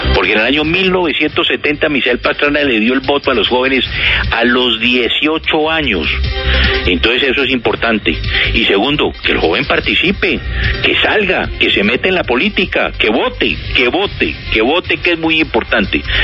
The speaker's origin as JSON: {"language": "Spanish", "country": "Colombia", "said": "todos los expresidentes de Colombia"}